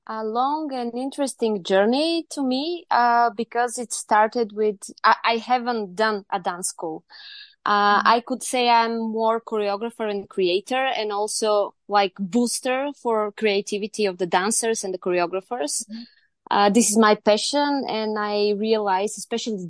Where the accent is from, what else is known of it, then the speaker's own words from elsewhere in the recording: Varna, Varna Province, Bulgaria; now in Sofia, Bulgaria; I'm from Bulgaria. Originally born in Varna, which is the beautiful seaside of Bulgaria, but I'm based in Sofia, our capital now.